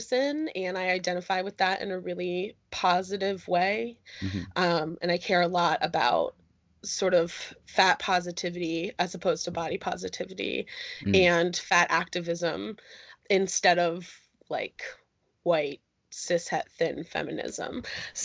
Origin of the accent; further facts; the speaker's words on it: Northeast Pennsylvania, United States; moved away as an adult; I am originally from Northeast Pennsylvania. Since I left there for college, I have bounced around the United States a lot